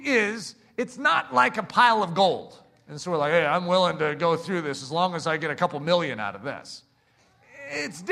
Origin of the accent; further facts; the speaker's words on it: United States; here in America